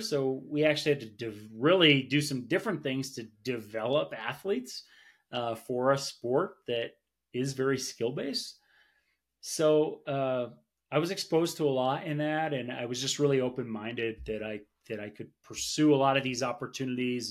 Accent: Vermont, United States; now in Colorado Springs, United States; I'm from Vermont, so I got to play a lot of sports growing up

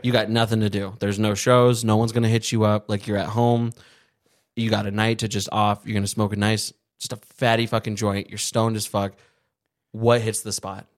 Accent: Arizona, United States; we're from Arizona

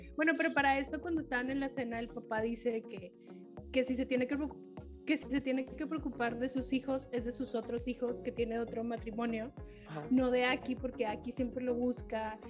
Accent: Mexico; en nuestra cultura mexicana

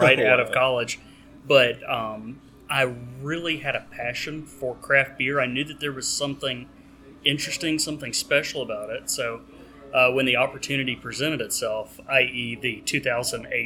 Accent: Birmingham, Alabama, United States; my hometown, Birmingham

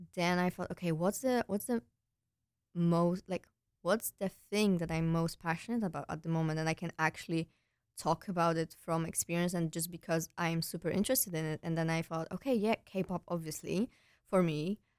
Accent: Poland; moved away as an adult; also born or lived in Netherlands; now in Breda, Netherlands; I'm originally from Poland, but I came here for my studies two years ago

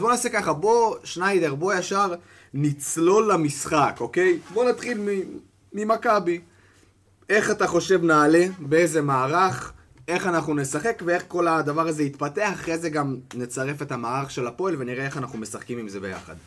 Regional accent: Tel Aviv, Tel Aviv District, Israel; בתור תל אביבי אני מדבר

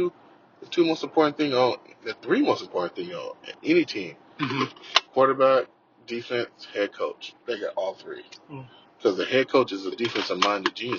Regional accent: California, United States; also born or lived in Arkansas; We moved to California when I was 7

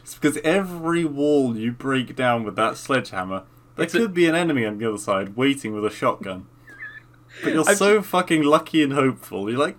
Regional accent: England, United Kingdom; I'm English

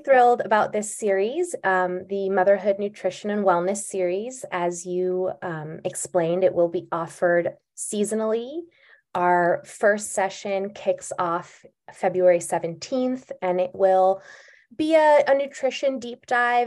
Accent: Bay Area, California, United States; I grew up in the Bay Area

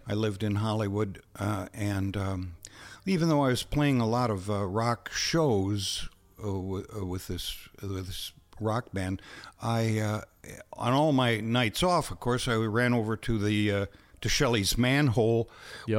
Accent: Winona, Minnesota, United States; I grew up in Winona

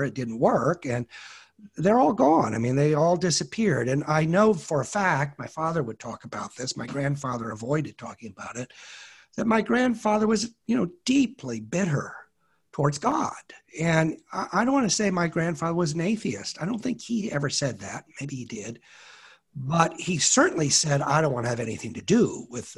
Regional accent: Berkeley, California, United States; now in Toronto, Canada; I grew up in Berkeley, California

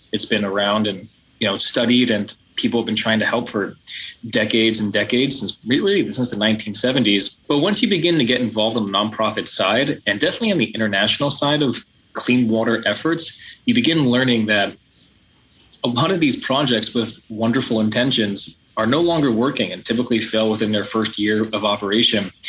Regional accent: United States; I'm from the United States.

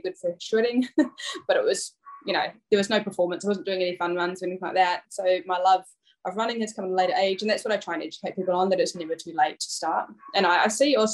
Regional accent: North Island, Hawke's Bay, New Zealand; now in Brisbane, Australia; I grew up in a small beachside town in Hawke's Bay in the North Island.

